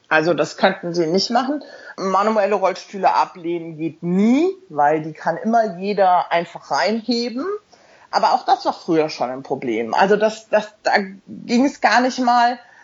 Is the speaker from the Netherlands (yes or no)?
no; Mainz, Rhineland-Palatinate, Germany; also born or lived in Hamburg; now in London, United Kingdom; Ich lebe in London seit jetzt ähm, elf Jahren. Bin in Mainz geboren, habe in Hamburg studiert